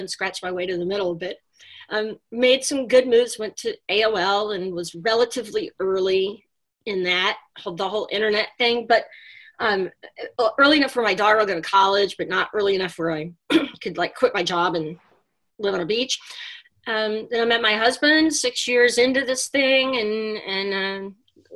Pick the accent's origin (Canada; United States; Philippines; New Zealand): United States; Texas; moved away as an adult; now in New York City, United States; I grew up in Texas and got a job offer to come